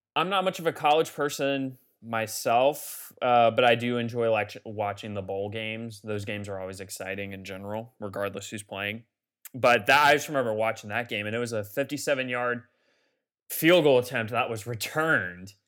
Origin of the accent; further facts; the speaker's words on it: Atlanta, Georgia, United States; I'm from Atlanta